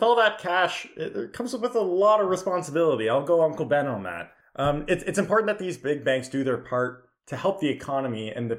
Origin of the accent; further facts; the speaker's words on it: Canada; as a Canadian, I do have to say, it's always fun to hear about the big Wall Street banks.